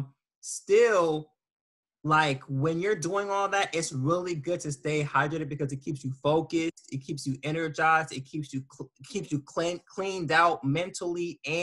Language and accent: English; Las Vegas, Nevada, United States; I'm from Vegas